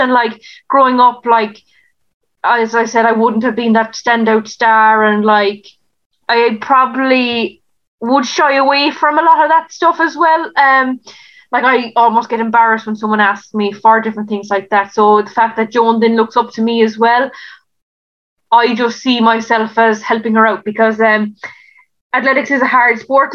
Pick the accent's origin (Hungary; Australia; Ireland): Ireland; West Cork, Munster; moved away as an adult; now in Waterford, Ireland; I'm based in Waterford. Um, my home is in West Cork